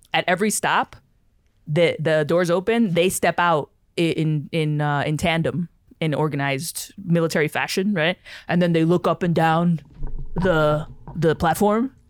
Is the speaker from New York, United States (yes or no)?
yes; New York City, New York, United States; as a kid growing up in the Bronx